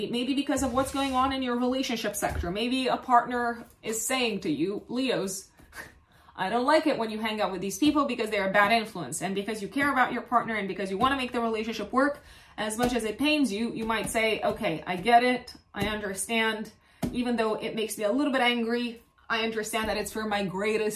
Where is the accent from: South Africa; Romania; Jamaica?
Romania; I come from Romania